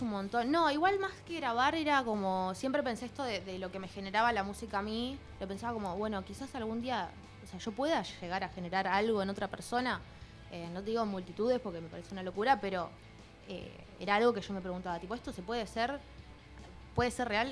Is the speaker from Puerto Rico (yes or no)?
no; Quilmes, Buenos Aires Province, Argentina; yo soy de Quilmes